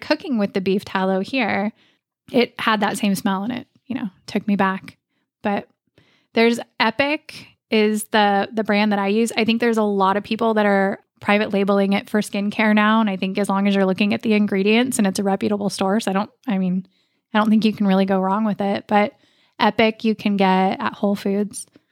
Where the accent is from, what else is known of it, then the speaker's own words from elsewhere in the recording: Oregon, United States; I grew up in Oregon.